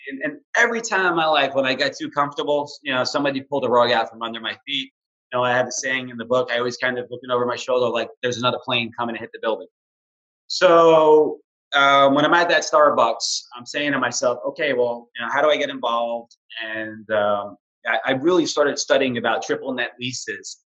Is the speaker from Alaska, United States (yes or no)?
no; New York City, New York, United States; moved away as an adult; also born or lived in Hoboken, New Jersey; now in Houston, United States; I'm this kid from New York City.